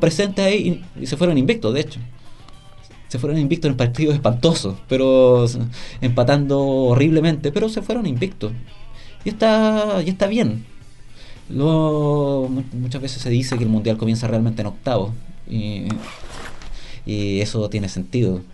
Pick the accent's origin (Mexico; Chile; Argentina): Chile; como chileno